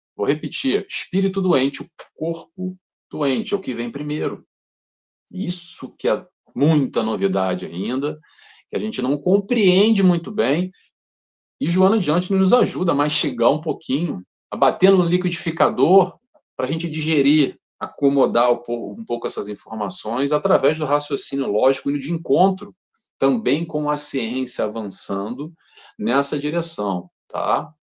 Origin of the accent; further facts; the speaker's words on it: Rio de Janeiro, Brazil; moved away as an adult; also born or lived in Brighton, United Kingdom / London, United Kingdom; now in Portugal; eu sou brasileiro, carioca